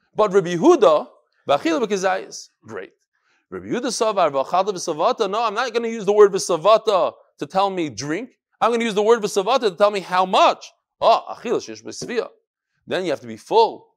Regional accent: New York, United States; moved away; also born or lived in Chicago / Far Rockaway / Borough Park / Flatbush; I'm from New York

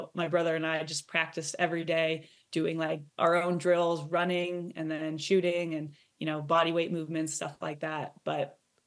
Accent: Iowa, United States; Growing up in Iowa

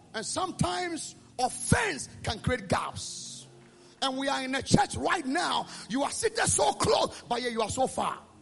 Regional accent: Ghana; I came from Ghana

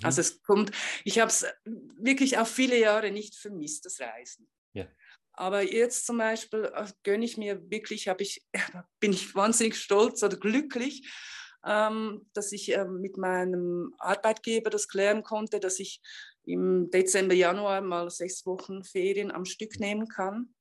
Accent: Switzerland; moved away; also born or lived in India; ich bin ja Schweizerin

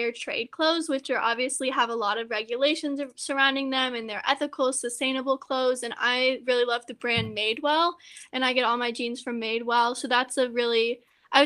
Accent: Louisville, Kentucky, United States; moved away; I'm from Louisville, Kentucky

